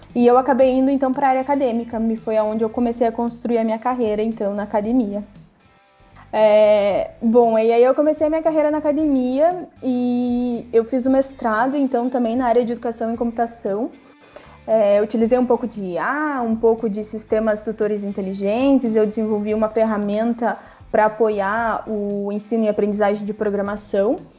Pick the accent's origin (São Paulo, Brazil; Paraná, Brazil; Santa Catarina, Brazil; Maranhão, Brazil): Paraná, Brazil; Guarapuava; Eu morava em Guarapuava, onde eu nasci